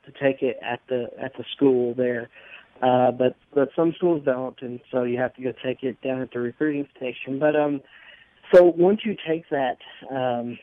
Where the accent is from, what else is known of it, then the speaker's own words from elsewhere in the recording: North Alabama, United States; I grew up in North Alabama